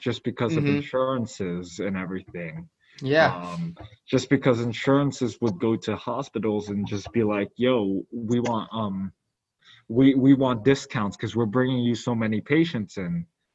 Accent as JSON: {"language": "English", "town": "New York City", "region": "New York", "country": "United States", "said": "we're both from New York City"}